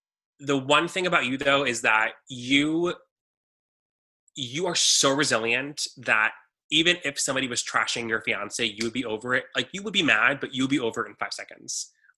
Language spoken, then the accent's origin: English; Texas, United States; No, I have I'm from Texas. I have a good gut.